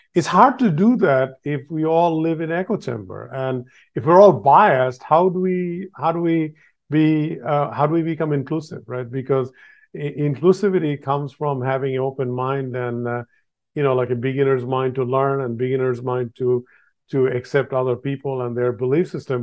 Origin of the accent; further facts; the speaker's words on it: Bangladesh; I was born in Bangladesh